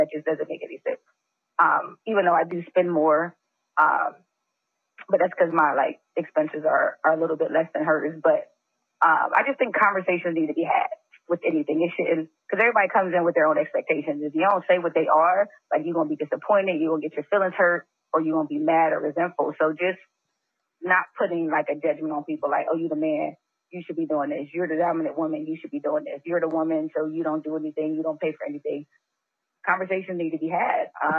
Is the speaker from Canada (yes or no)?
no; Philadelphia, Pennsylvania, United States; I mean, I'm originally from Philly. I've been in DMV about 5-6 years now.